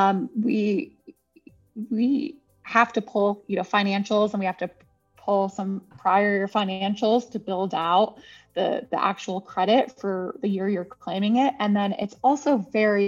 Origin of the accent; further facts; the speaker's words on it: California, United States; moved away; I'm originally a Californian